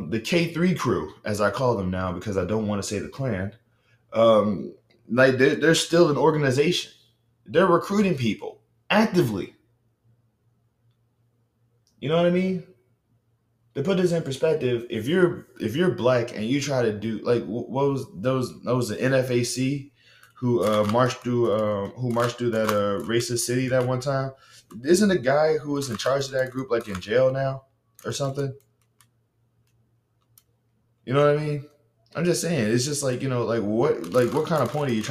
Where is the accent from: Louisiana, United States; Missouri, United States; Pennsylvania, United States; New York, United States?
Louisiana, United States; Baton Rouge; I'm from Baton Rouge, Louisiana